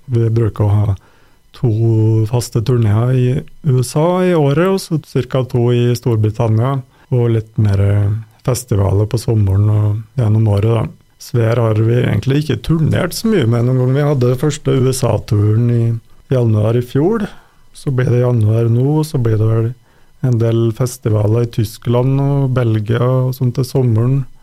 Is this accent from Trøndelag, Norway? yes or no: yes; Røros, Trøndelag, Norway; moved away as an adult; also born or lived in Sweden; jeg vokste opp på Røros, da. Og etter en del år borte, bl.a. i Sverige, så har jeg flytta hjem igjen i fjor